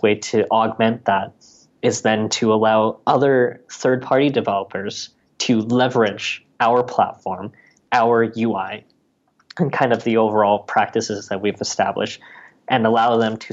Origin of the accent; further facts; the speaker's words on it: Canada; being a Canadian citizen